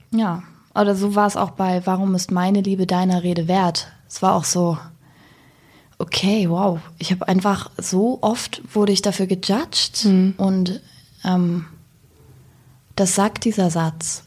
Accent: Wendland, Lower Saxony, Germany; now in Berlin, Germany; bin aber irgendwie auf dem, auf dem Land aufgewachsen

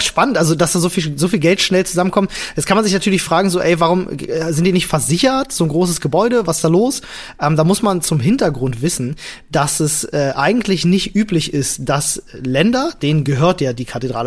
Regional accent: Germany; hier bei uns in Deutschland

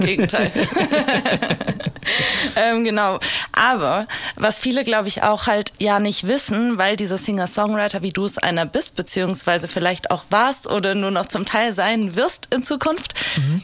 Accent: Hesse, Germany; ich bin ja Hessin

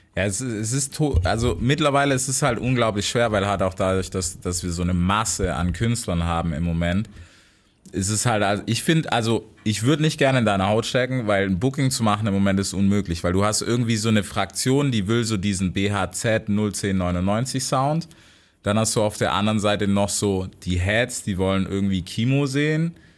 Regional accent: United States; moved away; selber als Amerikaner

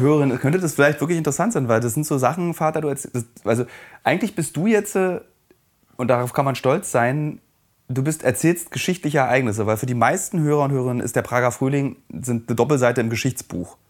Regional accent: East Germany, Germany; als Ossi

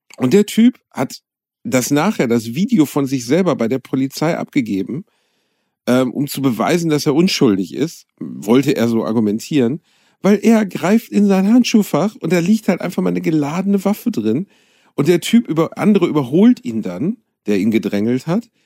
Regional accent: Gelsenkirchen, North Rhine-Westphalia, Germany; ich komme aus Gelsenkirchen

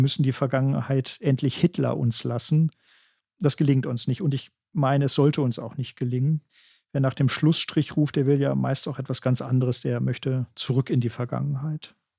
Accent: Germany

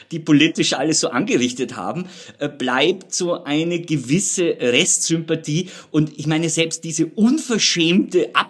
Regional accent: Austria; wo man als Österreicher so ein bisschen

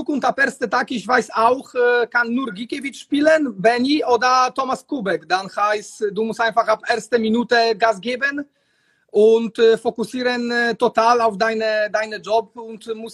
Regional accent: Poland; German is a second language; ja, ich komme aus Polen, ich habe keine, keine Angst

